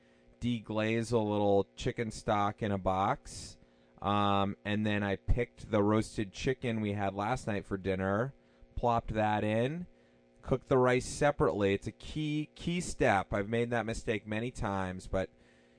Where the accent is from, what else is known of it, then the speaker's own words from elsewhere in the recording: New Hampshire, United States; now in Watertown, United States; This Old House is a program I grew up watching as a kid in New Hampshire with my parents on Saturday afternoons